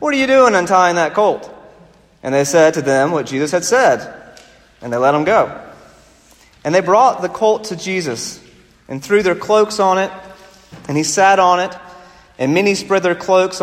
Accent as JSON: {"language": "English", "region": "South Carolina", "country": "United States", "tie": "born or raised there", "moved": "as an adult", "lives_now": "Pacific Northwest, United States", "said": "I grew up in South Carolina"}